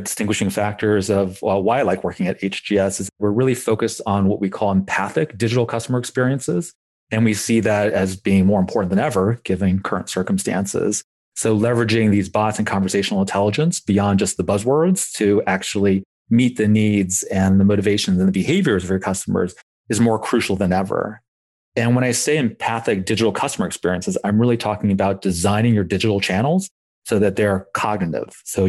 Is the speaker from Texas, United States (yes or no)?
no; Blacksburg, Virginia, United States; but I grew up in Blacksburg. So Domino's was a mainstay of my childhood.